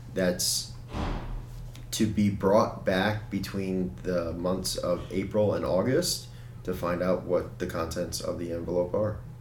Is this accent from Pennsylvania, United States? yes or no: yes; Hellertown, Pennsylvania, United States; I grew up in Hellertown